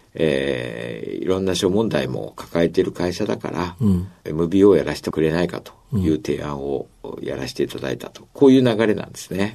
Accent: Oita, Japan; moved away; also born or lived in Fukuoka; 大分県出身、大分市ですね

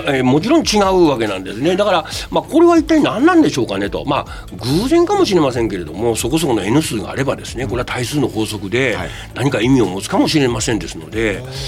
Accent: Kyoto, Japan; 私が生まれ育ち、えー、住まいします京都

